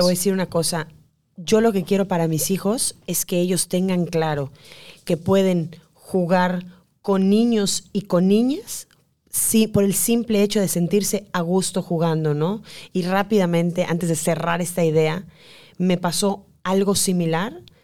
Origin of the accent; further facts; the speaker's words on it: Yucatán, Mexico; somos nosotras las yucatecas